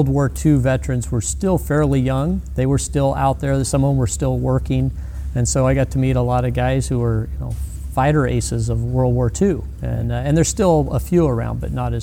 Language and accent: English; Glendora, California, United States; I grew up in Glendora, California